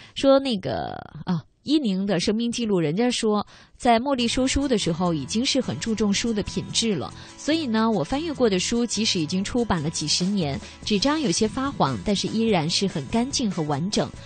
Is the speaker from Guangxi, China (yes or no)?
yes; Guangxi, China; 我是广西人